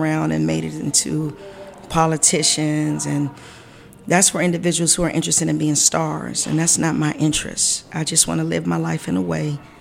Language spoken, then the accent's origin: English; Washington, District of Columbia, United States; I grew up in Ward 1, not far from here